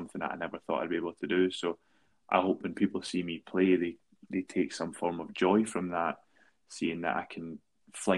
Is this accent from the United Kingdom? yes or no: yes; Paisley, Scotland, United Kingdom; born or raised there